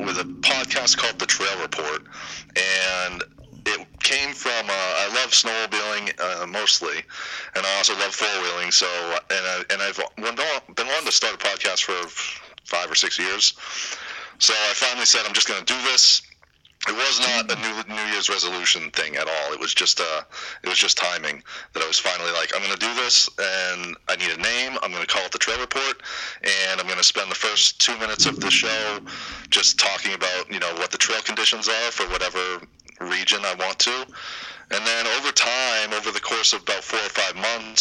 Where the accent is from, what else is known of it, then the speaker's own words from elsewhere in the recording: Manchester, New Hampshire, United States; I went to junior high school and elementary school in Manchester